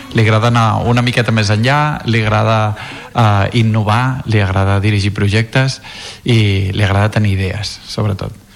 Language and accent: Catalan; Bellmunt del Priorat, Catalonia, Spain; sóc de Bellmunt del Priorat